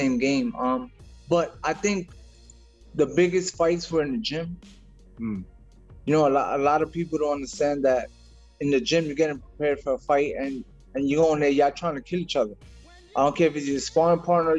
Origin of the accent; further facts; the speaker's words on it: New York City, New York, United States; moved away as an adult; now in Florida, United States; I was born in Brooklyn, raised in Brooklyn. Now I lived in Florida. I live in Florida now, but I'm a Brooklyn boy.